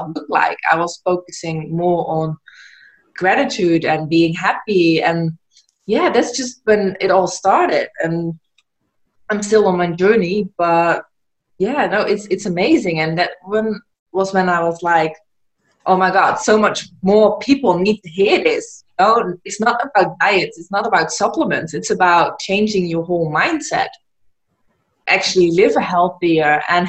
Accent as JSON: {"language": "English", "country": "Netherlands", "moved": "as an adult", "lives_now": "Gran Canaria, Spain", "said": "I'm originally from the Netherlands, but I moved to Gran Canaria."}